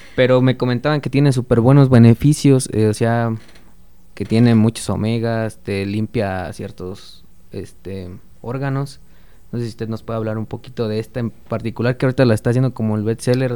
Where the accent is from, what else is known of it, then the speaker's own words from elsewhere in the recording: Mexico; como buen mexicano